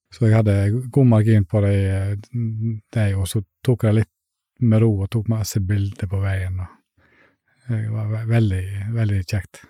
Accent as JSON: {"language": "Norwegian", "country": "Iceland", "tie": "born or raised there", "moved": "yes", "lives_now": "Fitjar, Norway", "said": "Jeg er egentlig en som vokste opp på en liten plass på Island"}